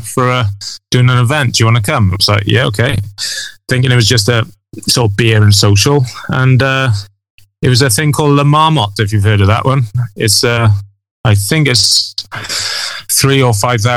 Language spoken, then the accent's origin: English; Ogmore-by-Sea, Wales, United Kingdom; I'm from South Wales, Ogmore-by-Sea, and I'm a dentist